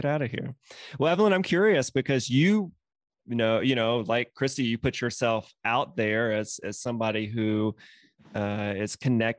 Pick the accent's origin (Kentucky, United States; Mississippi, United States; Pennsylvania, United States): Mississippi, United States; moved away; I'm from Mississippi originally.